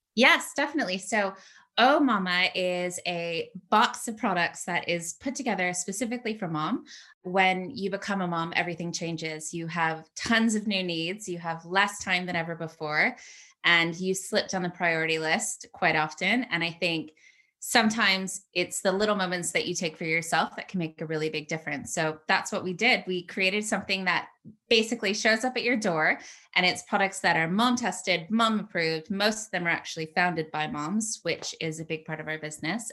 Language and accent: English; United States; moved away as an adult; also born or lived in San Francisco; now in United Kingdom; I'm obviously American.